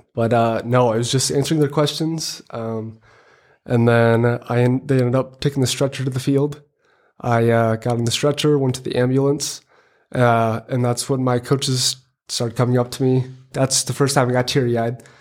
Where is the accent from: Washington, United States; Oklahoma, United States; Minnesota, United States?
Minnesota, United States; Hills; I am from Hills, Minnesota